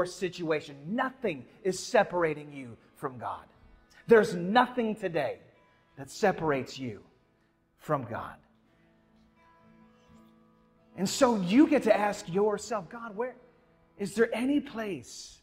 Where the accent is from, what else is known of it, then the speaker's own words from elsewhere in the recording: Midwest, United States; now in Atlanta, United States; I grew up in the Midwest.